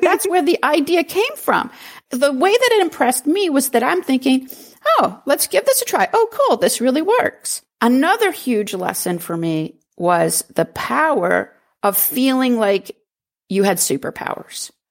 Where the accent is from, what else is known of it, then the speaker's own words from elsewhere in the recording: New Hampshire, United States; I grew up in New Hampshire, a very rural New Hampshire.